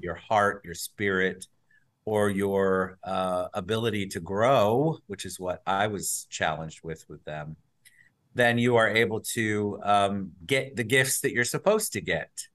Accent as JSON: {"language": "English", "region": "New Jersey", "country": "United States", "tie": "born or raised there", "also_born_or_lived": "New York", "moved": "yes", "lives_now": "Orlando, United States", "said": "I was born up in New Jersey"}